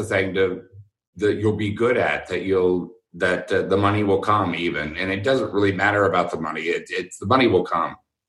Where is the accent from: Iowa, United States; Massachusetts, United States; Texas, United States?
Texas, United States; Houston; University of Houston, and I went there because I grew up in Houston